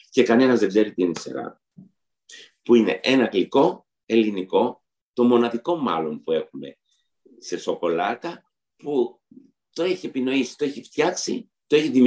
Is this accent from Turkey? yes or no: yes; Istanbul, Turkey; now in Greece; Γιατί και εγώ όταν ήρθα από την Κωνσταντινούπολη, στην Κωνσταντινούπολη είχαμε πάρα πολλά γλυκά. Όταν ήρθα στην Ελλάδα, τα σαχροπραστία ήταν πάρα πολύ ταπεινά.